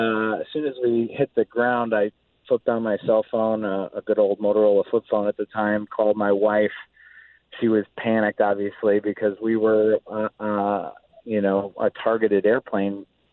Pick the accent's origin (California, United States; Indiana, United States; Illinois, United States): Illinois, United States; Chicago; now in Atlanta, United States; I grew up in Chicago. I've been living in Atlanta for 13 years now. But I grew up just outside of O'Hare Airport.